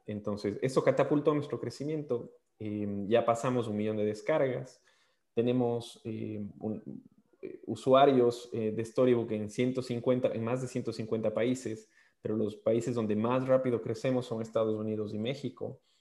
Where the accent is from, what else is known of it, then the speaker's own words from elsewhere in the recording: Ecuador; moved away as an adult; also born or lived in Australia; soy, ecuatoriano